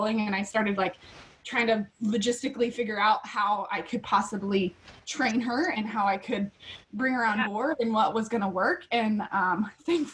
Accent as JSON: {"language": "English", "town": "Havre", "region": "Montana", "country": "United States", "tie": "born or raised there", "also_born_or_lived": "North Carolina", "moved": "as an adult", "said": "I was born and raised in Montana, a little on the, it's called the High Line up in Havre, Montana"}